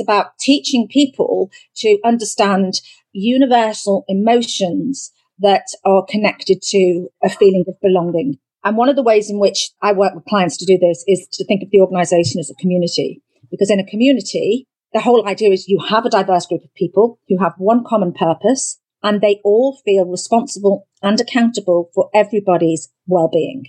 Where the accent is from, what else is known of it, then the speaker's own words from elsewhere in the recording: United Kingdom; We're very traditional as British people